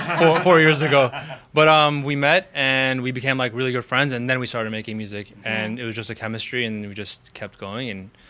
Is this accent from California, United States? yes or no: no; Chicago, Illinois, United States; I've lived here all my life.